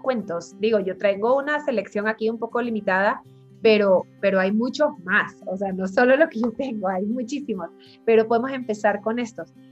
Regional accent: Ecuador; moved away; also born or lived in Buenos Aires; yo soy ecuatoriana, como tú decías, pero vivo fuera hace mucho tiempo

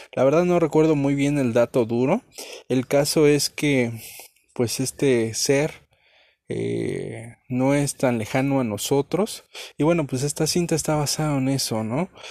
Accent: Mexico; aquí en nuestro país, en Chihuahua

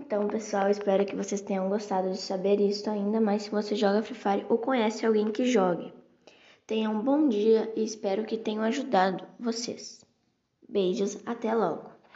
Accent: Brazil; I'm from Brazil.

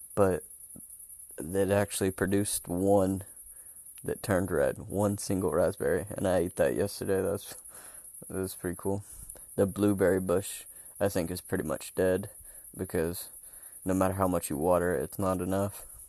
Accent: North Carolina, Alaska, United States; moved away as an adult; now in Germany; I was born and raised in North Carolina, and then grew grew up and went to high school in Alaska

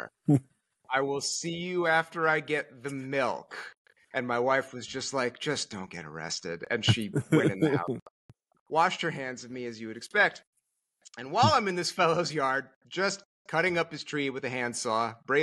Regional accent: Connecticut, United States; moved away as an adult; also born or lived in Merced, California; I'm from Connecticut originally

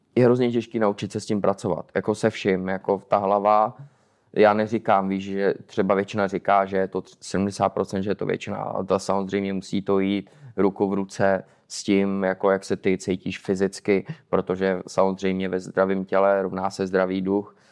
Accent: Czechia; now in Poland; nikdy jsem třeba nebyl jako hrdý Čech

